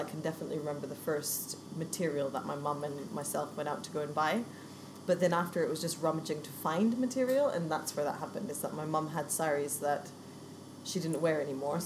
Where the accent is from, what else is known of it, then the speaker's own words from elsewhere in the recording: Vancouver, British Columbia, Canada; also born or lived in Kent; now in London, United Kingdom; I was born in Vancouver in the west coast of Canada. Moved to London, well, moved to Kent in 1998, which was a giant culture shock.